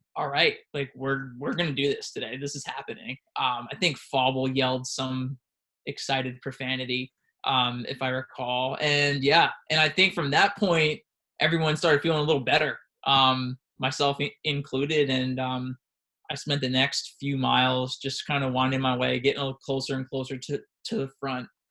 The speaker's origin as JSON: {"language": "English", "town": "Washingtonville", "region": "New York", "country": "United States", "said": "I'm from Washingtonville, Orange County"}